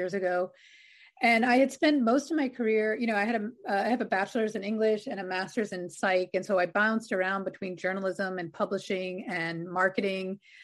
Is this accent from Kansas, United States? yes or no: no; New York City, New York, United States; I grew up on Staten Island in New York